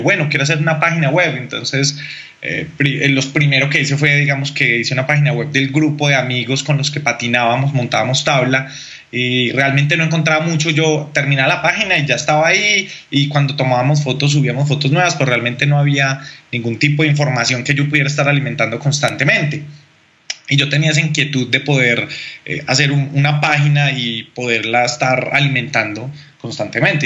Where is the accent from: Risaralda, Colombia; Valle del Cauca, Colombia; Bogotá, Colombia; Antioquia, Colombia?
Bogotá, Colombia; yo realmente nací en Bogotá y en Bogotá con los primos eh, intentábamos hacer como banda o con los amigos del barrio